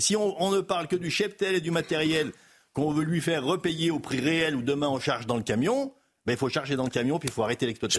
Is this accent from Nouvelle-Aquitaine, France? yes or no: no; Haute-Savoie, Auvergne-Rhône-Alpes, France; Je suis de Haute-Savoie, éleveur laitier en Haute-Savoie